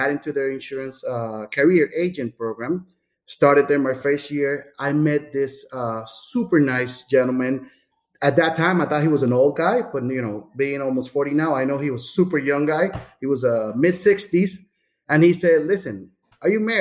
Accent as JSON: {"language": "English", "town": "San Juan", "country": "Puerto Rico", "tie": "born or raised there", "also_born_or_lived": "Amherst, Massachusetts", "moved": "as an adult", "lives_now": "Florida, United States", "said": "So I was born in San Juan, Puerto Rico, 1981"}